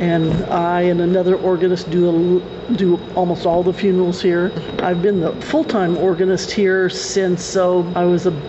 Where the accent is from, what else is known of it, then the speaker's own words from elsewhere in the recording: Hoxie, Kansas, United States; I grew up in Hoxie, and I had three other sisters, so there was four of us girls in the family, and we all grew up here.